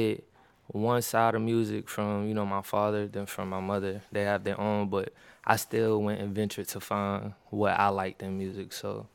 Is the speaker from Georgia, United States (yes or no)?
yes; Savannah, Georgia, United States; moved away as an adult; now in Texas, United States; I'm from Savannah, Georgia, you know, on the coast.